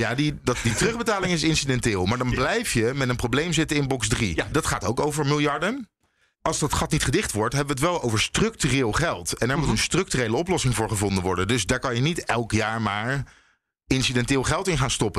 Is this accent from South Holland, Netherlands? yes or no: yes; Leiden, South Holland, Netherlands; Ik kom dus uit Leiden